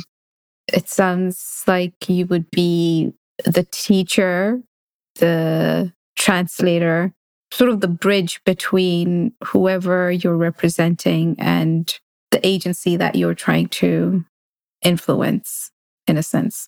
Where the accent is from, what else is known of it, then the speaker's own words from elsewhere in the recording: Kenya; now in United States; as a South Asian woman growing up in Kenya and then moving to the US